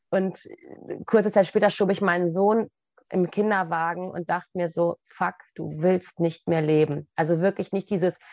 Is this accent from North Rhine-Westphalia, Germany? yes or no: no; Goslar, Lower Saxony, Germany; Der deutsche Harz, also ich bin in Goslar groß geworden dann